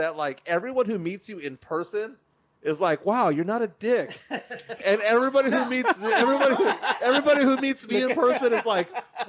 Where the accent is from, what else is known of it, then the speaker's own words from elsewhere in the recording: San Antonio, Texas, United States; I'm Texan, lived here my entire life. We'll get mad, but I grew up in my summers in California.